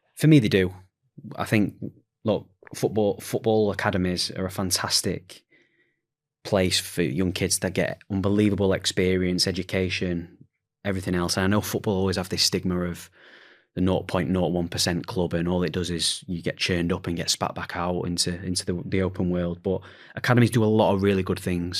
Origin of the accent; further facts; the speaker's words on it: Sheffield, Yorkshire and the Humber, United Kingdom; I'm from Sheffield